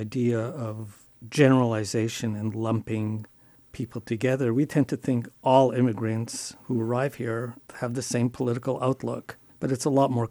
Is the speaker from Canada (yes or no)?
yes; Montreal, Quebec, Canada; now in United States; I'm from Canada. I'm from Montreal.